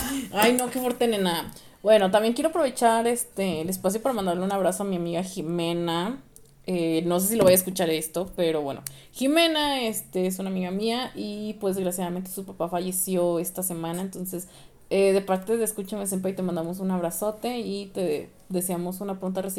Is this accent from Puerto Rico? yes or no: no; Mexico; pero pues yo también nací en el centro, güey. Sí, güey. Pues o sea, está mi casa. Ahí somos mexicanos